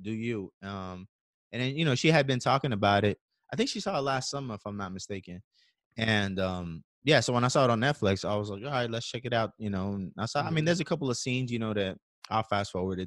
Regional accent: El Salvador; moved away; I'm from El Salvador and my wife's from Puerto Rico

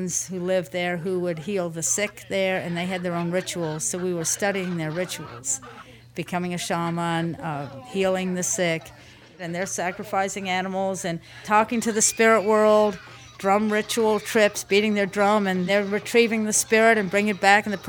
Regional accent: Louisville, Kentucky, United States; also born or lived in Fort Wayne, Indiana / Virginia; now in New Orleans, United States; Basically grew up in Louisville, Kentucky. That's what I would relate to as home.

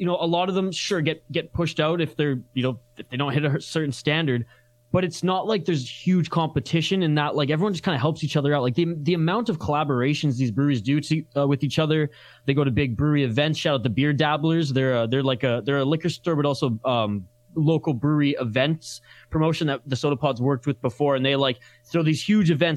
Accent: British Columbia, Canada; I'm from British Columbia, Canada

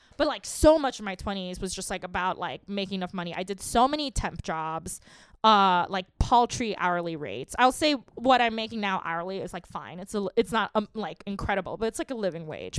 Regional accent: New York City, New York, United States; I grew up in Queens

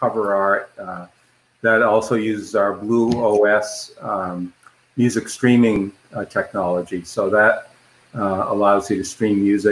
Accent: Boston, Massachusetts, United States; I grew up in the Boston area of Massachusetts

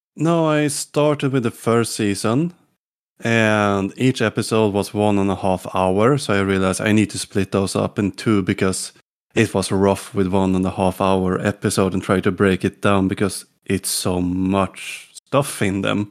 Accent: Sweden; English is a second language; also born or lived in Gotland; from Sweden

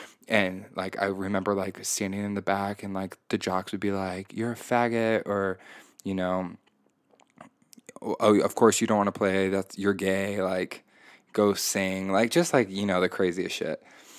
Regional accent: Indiana, United States; I grew up in Indiana, very conservative state, very conservative town, very white, very privileged.

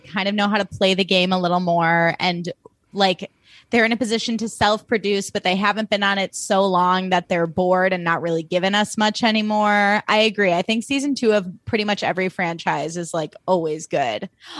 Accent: Highland Park, Illinois, United States; I grew up in Highland Park, Illinois, where there were a lot of snobby Jewish moms who made me feel bad about myself.

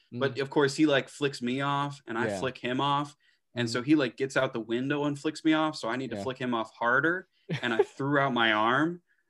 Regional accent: Indiana, United States; born there; I was born in Indiana.

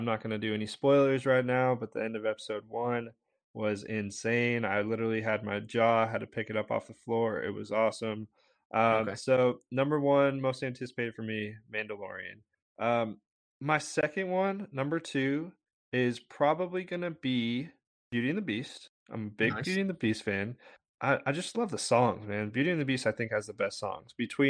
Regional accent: West Coast, United States; I'm from the West Coast, so I grew up, I mean, only a handful of times, but Disneyland is where I went

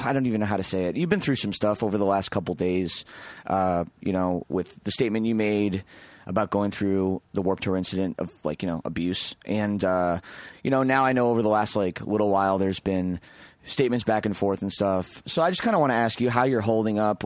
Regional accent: Oakville, Ontario, Canada; The … guys are from my hometown, like Oakville, Ontario

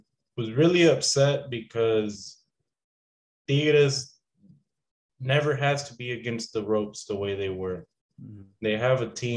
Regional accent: Deer Park, Texas, United States; also born or lived in Galveston, Texas / La Porte, Texas; I was born in Galveston, but pretty much born and raised here in the Houston area.

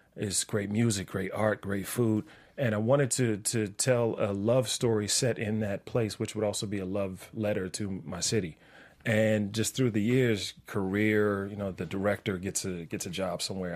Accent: Washington, District of Columbia, United States; moved away; I'm from Washington D.C.

